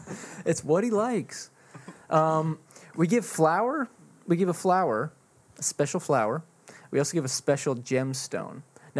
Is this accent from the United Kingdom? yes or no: no; Canada; I do have the British English, so I'm Canadian.